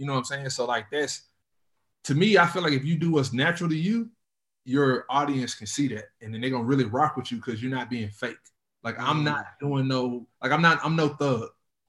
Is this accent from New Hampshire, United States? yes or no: no; Nacogdoches, Texas, United States; I'm from, if people know Texas, I'm from East Texas. So I'm from a little small city called Nacogdoches, Texas.